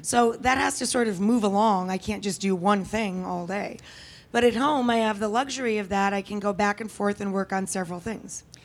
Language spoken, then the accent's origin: English; the Adirondacks, upstate New York, United States; if I'm in upstate New York where I come from, that's, that's, I'm from the Adirondacks